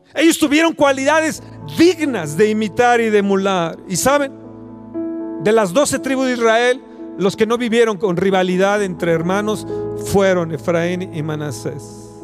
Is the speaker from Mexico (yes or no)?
yes; Mexico